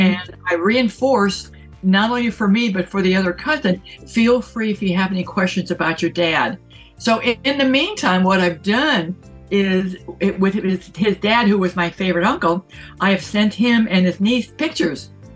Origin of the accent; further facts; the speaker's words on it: San Francisco, California, United States; I grew up in San Francisco